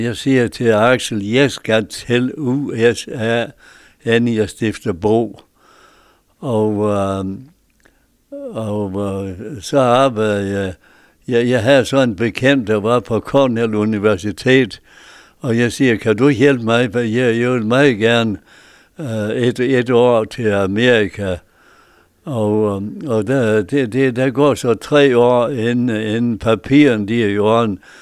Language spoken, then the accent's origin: Danish; Bjergby, North Denmark Region, Denmark; also born or lived in Mosbjerg; now in Hirtshals, Denmark; På en bundegård i, på Saxtorvej i Bjergby